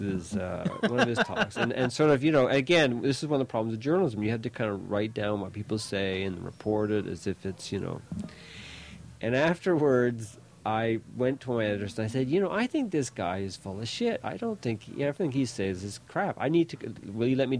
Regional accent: Fredericton, New Brunswick, Canada; I grew up mostly in Fredericton, in New Brunswick

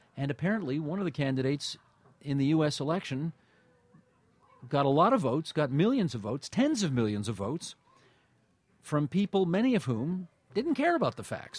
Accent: Hamilton, Ontario, Canada; also born or lived in Toronto / Boston; I grew up on the West Mountain in Hamilton, and had a very nice, you know, middle class existence in the Steel City

